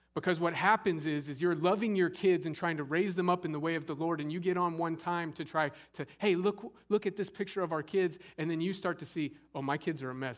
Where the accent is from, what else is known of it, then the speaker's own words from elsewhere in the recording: Scottsdale, Arizona, United States; growing up in Scottsdale, Arizona